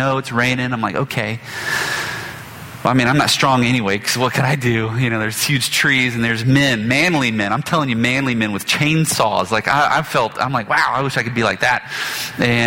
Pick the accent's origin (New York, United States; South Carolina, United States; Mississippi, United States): Mississippi, United States; Biloxi; when I grew up in Biloxi